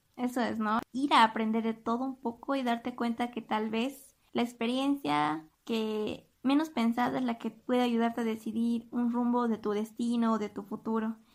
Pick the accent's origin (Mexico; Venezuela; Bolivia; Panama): Bolivia; como bolivianos y como jóvenes